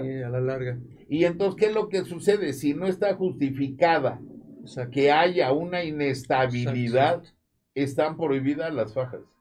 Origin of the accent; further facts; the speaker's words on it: Mexico; somos mexicanos